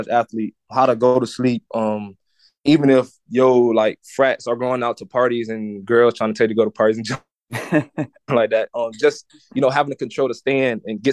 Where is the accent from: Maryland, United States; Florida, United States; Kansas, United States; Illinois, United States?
Florida, United States; St. Petersburg; I grew up in St. Petersburg, Florida.